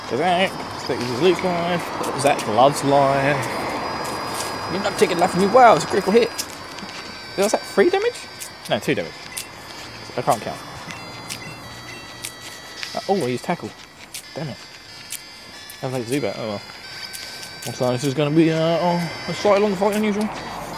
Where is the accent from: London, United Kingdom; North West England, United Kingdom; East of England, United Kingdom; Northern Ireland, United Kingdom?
East of England, United Kingdom; Essex; accent: Essex; my my Essex accent